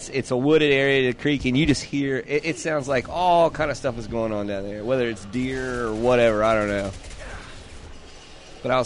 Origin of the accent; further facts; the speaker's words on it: South Carolina, United States; now in Georgia, United States; My hometown in South Carolina